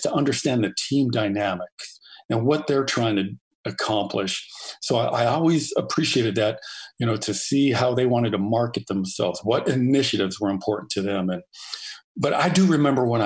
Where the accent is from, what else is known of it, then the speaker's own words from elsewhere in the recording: Los Angeles, California, United States; moved away as an adult; also born or lived in San Diego / Seattle; I grew up in the San Fernando Valley. It's a suburb of L.A.